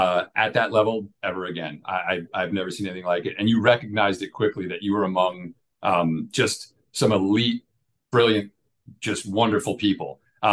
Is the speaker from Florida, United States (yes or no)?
no; Long Island, New York, United States; moved away as an adult; also born or lived in Queens, New York / Pennsylvania / Manhattan, New York; now in Atlanta, United States; So I'm born and raised in New York, Long Island, New York, actually. I was born in Queens.